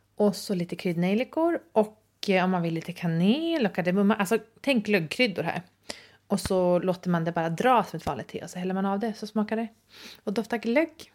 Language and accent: Swedish; Sweden; som svensk har jag vissa privilegier